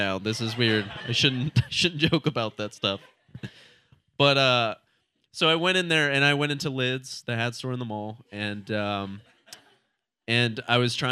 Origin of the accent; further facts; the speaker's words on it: Ohio, United States; now in Portland, United States; I'm from Ohio originally